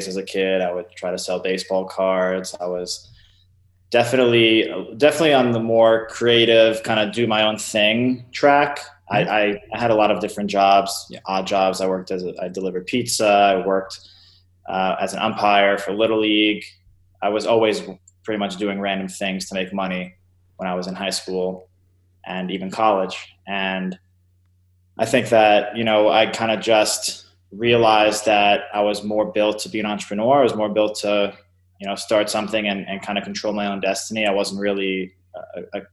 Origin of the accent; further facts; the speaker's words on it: East Meadow, New York, United States; I grew up in Long Island, New York, pretty middle class, blue collar suburb called East Meadow.